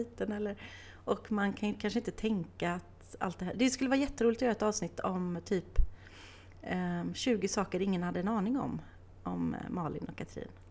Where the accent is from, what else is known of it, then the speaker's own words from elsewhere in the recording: Åmål, Västra Götaland, Sweden; jag är uppvuxen i Åmål